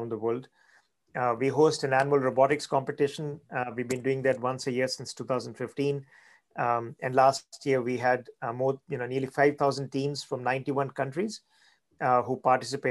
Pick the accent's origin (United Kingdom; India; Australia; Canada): India; moved away as an adult; now in United States; I grew up in India